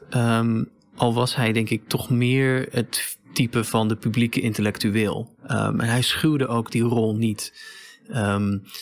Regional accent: Riga, Latvia; born there; Dutch is a second language; Ik ben geboren in Riga, maar ik heb mij nooit beschouwd als grote

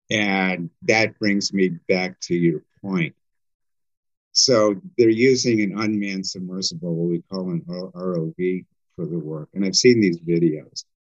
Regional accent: Wisconsin, United States; like I'm from Wisconsin.

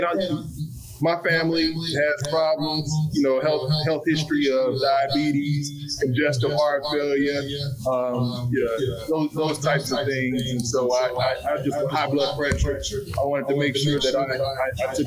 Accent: Chicago, Illinois, United States; now in Texas, United States; I'm originally from Chicago

